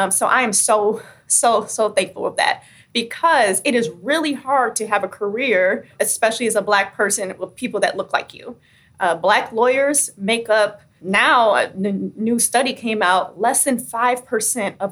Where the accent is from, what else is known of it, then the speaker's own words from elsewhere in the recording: Michigan, United States; my hometown